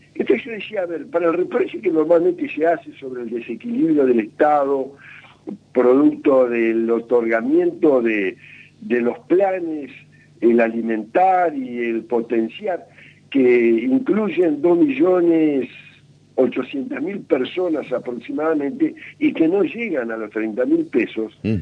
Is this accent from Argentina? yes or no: yes; Argentina